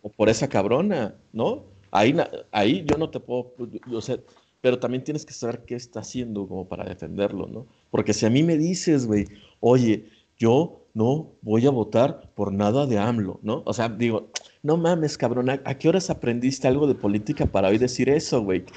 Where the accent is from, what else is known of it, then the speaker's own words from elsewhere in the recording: Mexico; nosotros como mexicanos